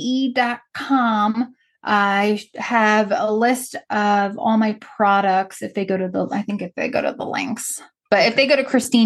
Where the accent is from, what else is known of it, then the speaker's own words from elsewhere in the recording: Long Island, New York, United States; I grew up on Long Island, and I was about an hour outside of New York on Long Island when 9/11 happened. I was a senior in high school.